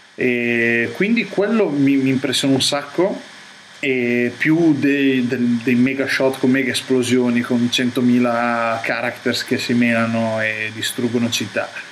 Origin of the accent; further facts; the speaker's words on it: Rimini, Emilia-Romagna, Italy; also born or lived in Toronto; da riminese guardarlo descrive la mia città come meglio non si può